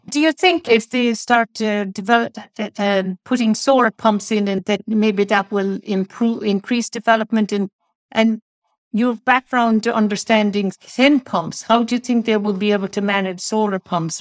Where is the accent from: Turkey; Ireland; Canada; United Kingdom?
Ireland; I'm from Ireland